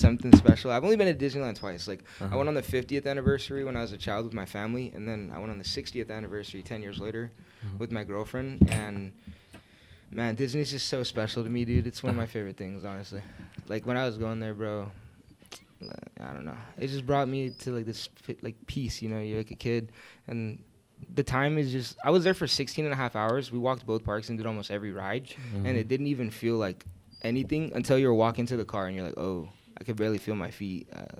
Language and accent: English; India; moved away as an adult; I was like a manager of like a 25 person team for 3 years, and then I moved from India, been here for two years